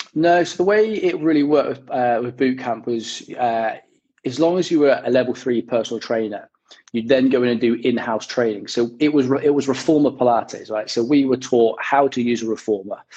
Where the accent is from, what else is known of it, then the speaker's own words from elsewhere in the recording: West Country, South West England, United Kingdom; moved away as an adult; also born or lived in Chippenham, Wiltshire; now in London, United Kingdom; I grew up in the West Country, so my, my folks still live out that way.